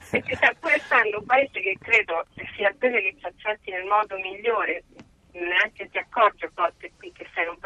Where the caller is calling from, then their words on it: Tunisia; Sì, allora, noi siamo qui da Mamet, la, la, comunità cristiana in Tunisia è molto ben ac